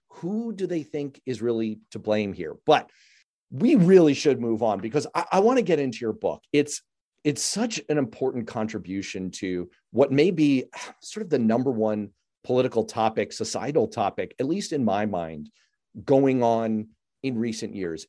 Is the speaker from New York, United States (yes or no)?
yes; New York City, New York, United States; growing up in New York City, like I did